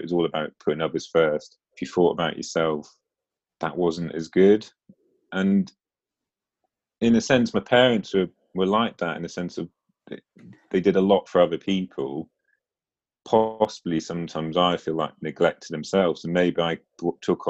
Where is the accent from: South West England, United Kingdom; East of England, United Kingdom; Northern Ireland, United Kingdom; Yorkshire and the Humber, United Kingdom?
East of England, United Kingdom; Norfolk; now in Lancaster, United Kingdom; I grew up in Norfolk. So, I'm now in Lancaster